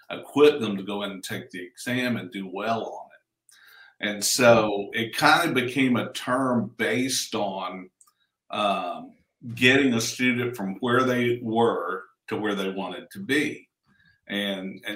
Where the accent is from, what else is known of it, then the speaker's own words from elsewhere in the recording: Tennessee, United States; moved away as an adult; my wife and I live here in Franklin, Tennessee, and Tennessee is actually my home state